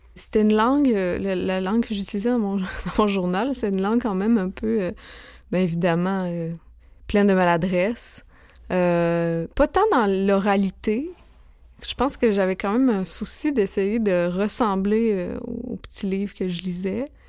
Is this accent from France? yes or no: no; Saint-Victor, Quebec, Canada; moved away; j'ai grandi euh, en Beauce, dans un petit village qui s'appelle Saint-Victor-de-Beauce